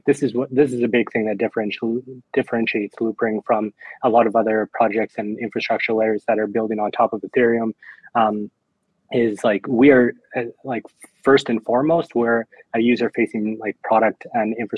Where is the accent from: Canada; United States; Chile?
Canada; also born or lived in Europe / Caribbean / Dubai; now in Argentina; I was born and raised in Canada. So yeah, you can definitely tell by the accent.